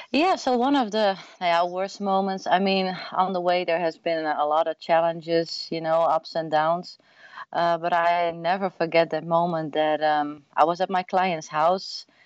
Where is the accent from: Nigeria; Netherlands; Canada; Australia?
Netherlands; English is a second language; moved away as an adult; now in Austin, United States; I'm born and raised, uh, what do you say, in the Netherlands, uh, like one and a half hour from Amsterdam in a really small town.